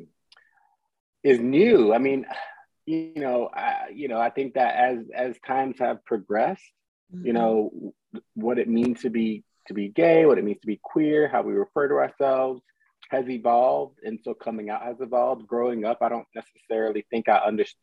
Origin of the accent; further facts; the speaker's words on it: Southeastern North Carolina, United States; also born or lived in Clinton, North Carolina / New Jersey; now in Brooklyn, United States; I was born and raised in Southeastern North Carolina